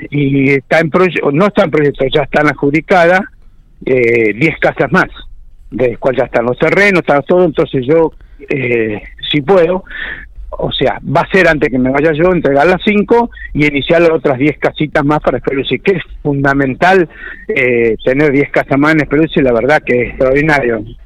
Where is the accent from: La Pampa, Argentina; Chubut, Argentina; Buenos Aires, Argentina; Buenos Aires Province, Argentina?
La Pampa, Argentina; Speluzzi; cumplí mi sueño, que era ser intendente de mi pueblo